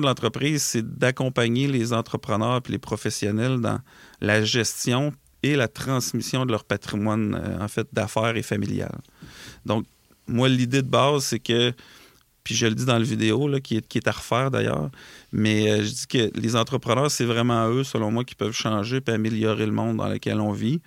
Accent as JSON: {"language": "French", "town": "Lac-Etchemin", "region": "Quebec", "country": "Canada", "said": "on a un bureau dans Chaudière-Appalaches. Euh, qui est à la quête chemin en fait qui est un, c'est là d'où je viens en fait moi et mon frère"}